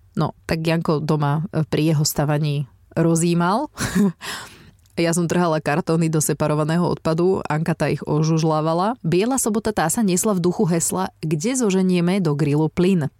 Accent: Žarnovica, Banská Bystrica Region, Slovakia; u nás v Žarnovici na bytovke

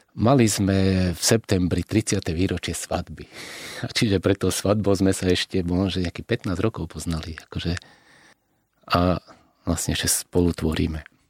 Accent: Slovakia; my sme Slováci

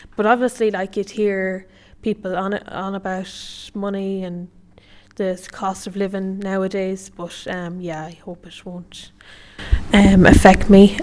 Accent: County Sligo, Connacht, Ireland; I'm fifteen years old and I'm from Buddenadin, County Sligo

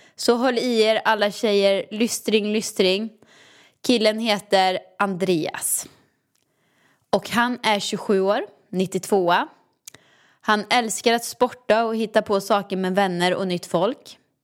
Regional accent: Åmål, Västra Götaland, Sweden; moved away; hemma i Åmål i villan

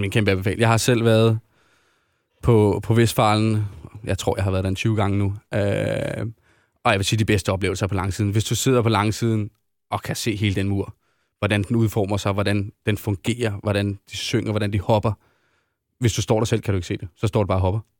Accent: Denmark; vi er danskere

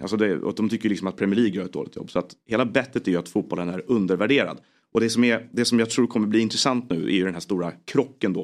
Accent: Stockholm, Stockholm County, Sweden; jag kom från Stockholm

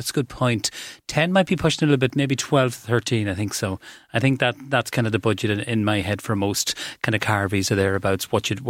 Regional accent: Cavan, Ulster, Ireland; I'm from Cavan

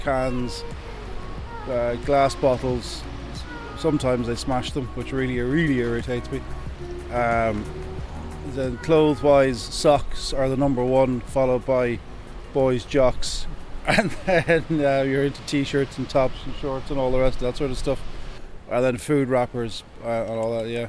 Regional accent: Gorey, Leinster, Ireland; I'm Irish. I'm from Gorey. I'm from Wexford.

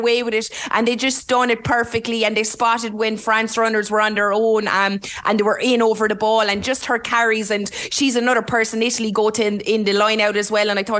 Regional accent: Limerick, Munster, Ireland; accent: Limerick; my Limerick accent

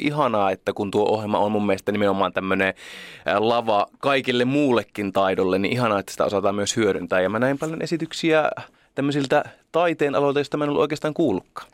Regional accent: Oulu, North Ostrobothnia, Finland; moved away; mä oon Oulusta

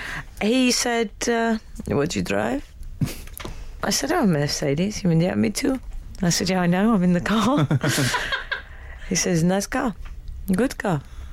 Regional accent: Scotland, United Kingdom; I'm Scottish, so he's allowed to say that.

